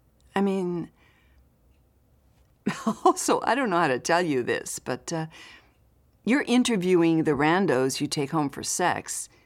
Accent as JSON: {"language": "English", "region": "Washington", "country": "United States", "said": "I'm from Washington. State, not D.C. A tiny mountain town up in the Cascades."}